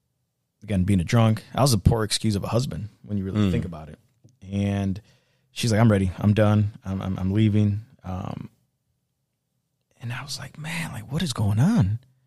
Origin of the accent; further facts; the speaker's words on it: Mexico; now in United States; I came here from Mexico not knowing nothing. I made it.